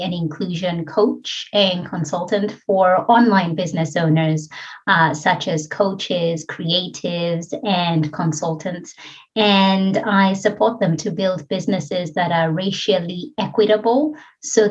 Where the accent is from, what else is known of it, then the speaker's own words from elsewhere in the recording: Kenya; accent: Kenyan; moved away as an adult; now in Australia; I'm originally from Kenya and came to Australia about 22 years ago as an international student to study